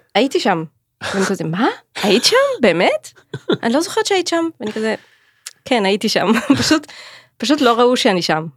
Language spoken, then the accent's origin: Hebrew; Clil, Northern District, Israel; also born or lived in Jerusalem / London; גדלתי בכליל